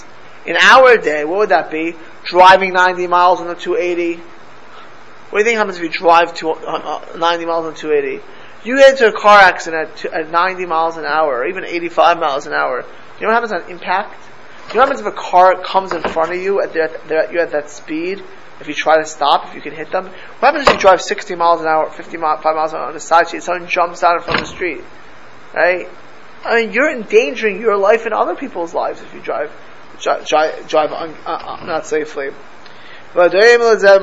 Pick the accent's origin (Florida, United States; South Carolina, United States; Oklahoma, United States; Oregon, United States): Florida, United States; I grew up in Florida